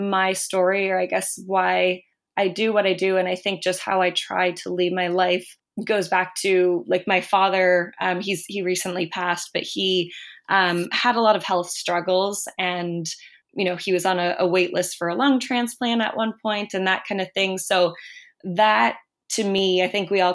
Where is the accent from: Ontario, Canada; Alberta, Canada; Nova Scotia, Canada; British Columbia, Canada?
Nova Scotia, Canada; Sydney; moved away as an adult; now in Halifax, Canada; I grew up in Sydney, Nova Scotia in Cape Breton. And I've been in Halifax